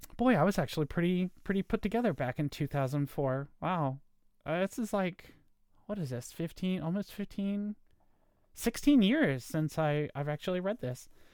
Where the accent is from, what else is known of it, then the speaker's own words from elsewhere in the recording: Virginia, United States; I was born in Virginia, grew up in a nice neighborhood.